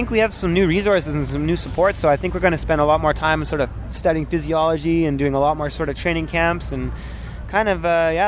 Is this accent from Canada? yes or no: yes; Ottawa, Ontario, Canada; moved away as an adult; now in Whistler, Canada; I live in Whistler. I grew up in Ottawa, but I've been out west about 8 or 9 years